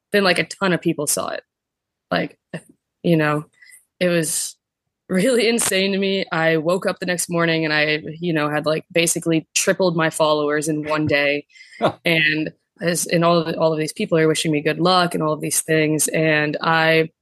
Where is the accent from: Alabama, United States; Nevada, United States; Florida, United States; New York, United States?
Florida, United States; Vero Beach; I'm from Vero Beach, Florida, and yep, my family's been there a long time. My grandpa was born there, and my mom and I, we were all born there